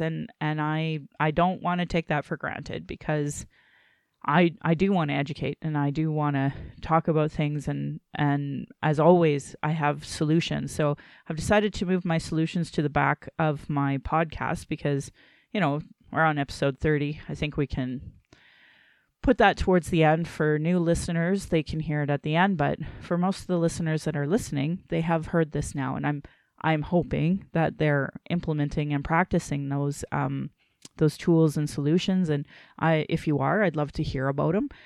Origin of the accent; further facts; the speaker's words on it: Calgary, Alberta, Canada; I was born in Calgary